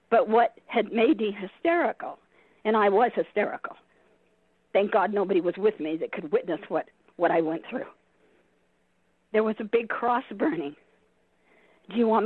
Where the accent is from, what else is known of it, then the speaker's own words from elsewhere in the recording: California, United States; remember I came from Southern California and did a lot of things in Southern California.